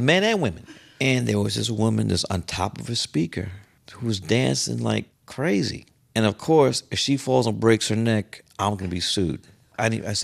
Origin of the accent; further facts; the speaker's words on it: New York City, New York, United States; I'm from Fort Greene